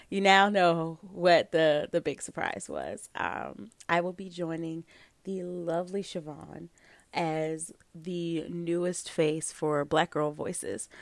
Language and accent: English; United States; I'm an American.